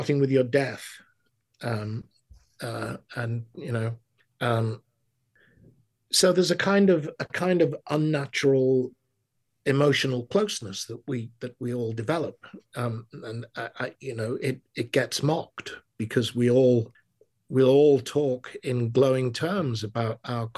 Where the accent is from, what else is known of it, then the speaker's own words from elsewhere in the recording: England, United Kingdom; now in United States; being an Englishman